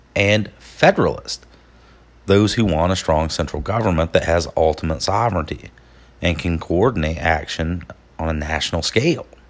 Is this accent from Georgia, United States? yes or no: yes; Georgia, United States; my hometown in Georgia, a place called Dahloneka